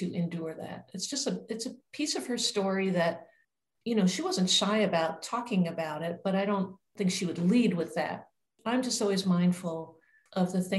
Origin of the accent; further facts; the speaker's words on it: New York City, New York, United States; My mom was born in New York City, which was also the same location where I was born